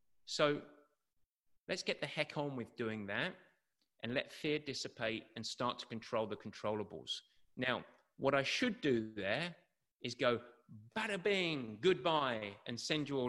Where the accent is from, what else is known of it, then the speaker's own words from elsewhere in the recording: England, United Kingdom; growing up in England with the shitty weather and the miserable conditions that we have to deal with growing up